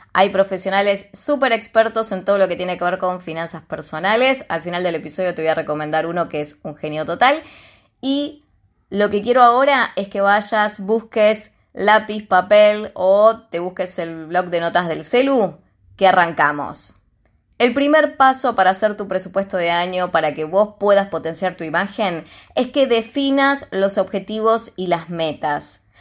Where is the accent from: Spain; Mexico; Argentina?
Argentina; soy de Argentina